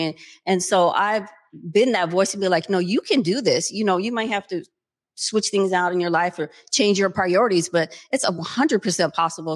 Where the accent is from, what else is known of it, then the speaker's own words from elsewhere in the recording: Seattle, Washington, United States; born and raised in Seattle